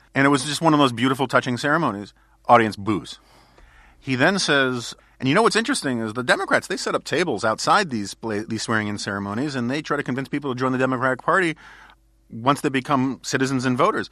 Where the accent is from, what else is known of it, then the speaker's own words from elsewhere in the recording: New York City, New York, United States; growing up in New York City in the 1970s